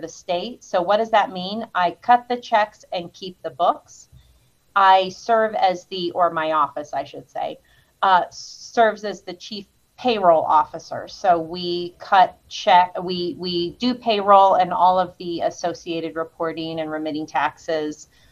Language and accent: English; Riverton, Wyoming, United States; There's hirings and layoffs and a few moves, but primarily from Riverton